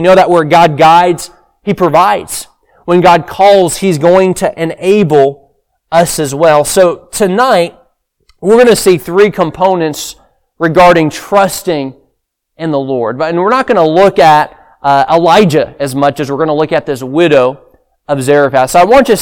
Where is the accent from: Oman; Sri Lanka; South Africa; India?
Sri Lanka; moved away; I grew up in Sri Lanka